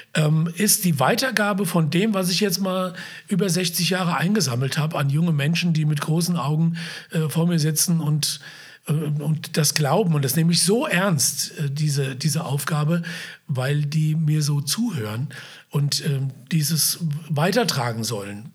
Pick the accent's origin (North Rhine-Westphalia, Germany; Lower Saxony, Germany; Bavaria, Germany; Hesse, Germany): Hesse, Germany; Wiesbaden; ich bin ja aufgewachsen in Biebrich